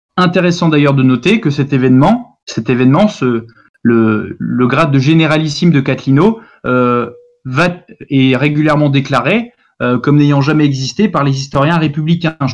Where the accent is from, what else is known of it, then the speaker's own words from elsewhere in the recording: France; nous sommes français